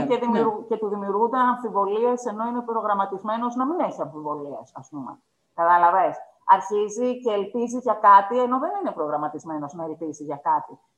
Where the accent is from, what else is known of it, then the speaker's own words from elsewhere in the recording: Greece; έχω γεννηθεί στην Ελλάδα από συγκεκριμένου γονεί